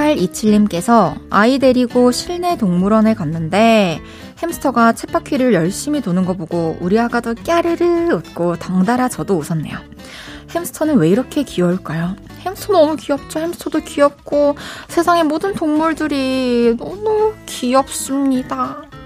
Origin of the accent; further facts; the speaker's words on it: Daegu, South Korea; 저도 대구에서 태어났답니다